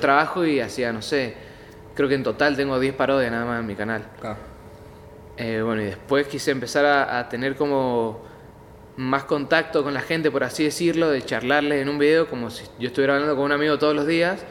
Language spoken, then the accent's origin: Spanish; Godoy Cruz, Mendoza, Argentina; Nací en Godoy Cruz, hospital español